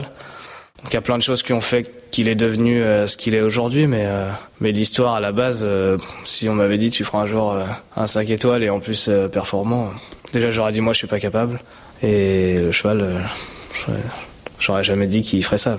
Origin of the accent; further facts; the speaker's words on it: Val-d'Oise, Île-de-France, France; also born or lived in Maisons-Laffitte, Yvelines (78); je suis né voilà dans 78, j'ai grandi dans le 95. J'ai fait toutes mes études, mes premières années scolaires dans le 95